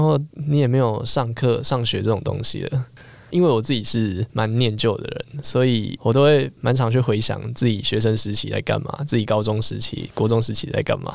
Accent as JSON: {"language": "Chinese", "region": "Yilan County", "country": "Taiwan", "said": "在我们宜兰那边"}